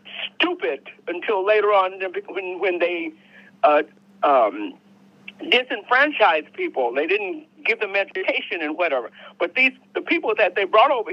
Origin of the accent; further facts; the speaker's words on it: Wetumka, Oklahoma, United States; moved away; also born or lived in Japan / Korea / Richmond, California / San Francisco; I was born in Oklahoma, but I wasn't born in Tulsa, but I was born in Wetumpka.